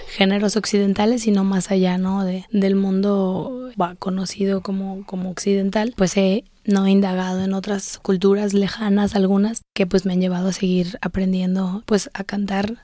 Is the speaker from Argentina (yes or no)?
no; Guadalajara, Jalisco, Mexico; yo soy tapatía, vivo en Guadalajara